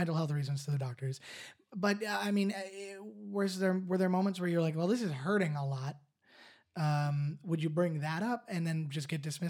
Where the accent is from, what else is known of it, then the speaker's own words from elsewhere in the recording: Canada; I mean, I'm Canadian too, but I'm half American, so...